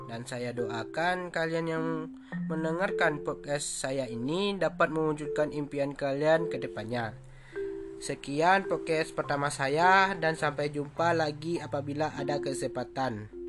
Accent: West Sumatra, Indonesia; now in Lampung, Indonesia; Saya berasal dari Sumatera Barat yang lebih tepatnya di Kabupaten Solok Selatan.

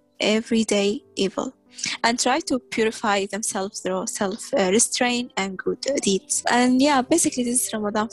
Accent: Tripoli, Tripoli District, Libya; also born or lived in Sudan; now in St. John's, Canada; I'm from Sudan, but I was born and raised in Libya, Tripoli

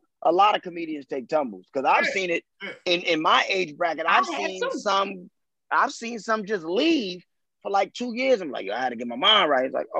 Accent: New Rochelle, New York, United States; I'm from New Rochelle, New York. If you don't know where that's from, where that is, no, it's not upstate.

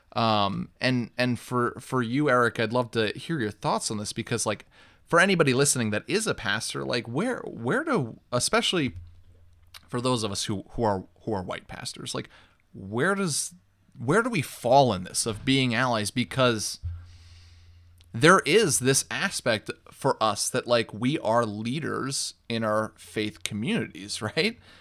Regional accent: New York, United States; growing up in New York

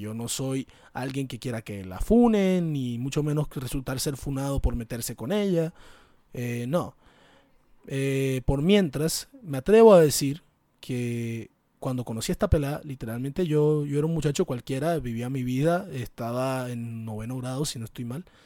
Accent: Caribbean Region, Colombia; de mi entorno, el Caribe, ese hermoso lugar como lo es el Caribe colombiano

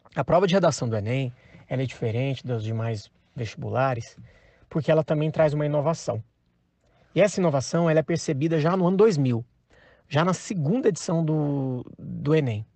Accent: Goiânia, Goiás, Brazil; eu sou de Goiânia

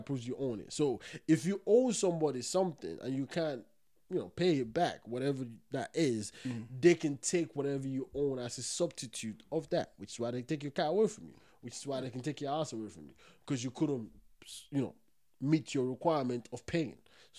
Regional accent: Nigeria; I'm Nigerian.

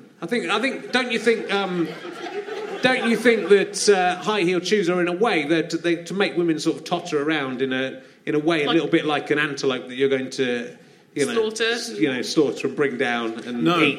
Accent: Cheddar, South West England, United Kingdom; I grew up in Cheddar in Somerset.

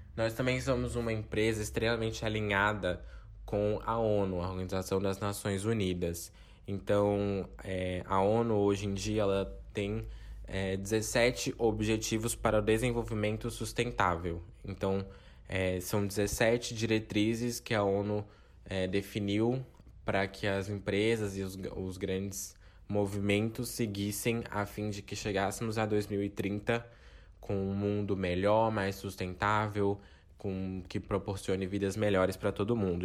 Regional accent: Itamaraju, Bahia, Brazil; moved away as an adult; now in São Paulo, Brazil; nasci, cresci, fui criado é, em Itamaraju, aqui no extremo sul da Bahia

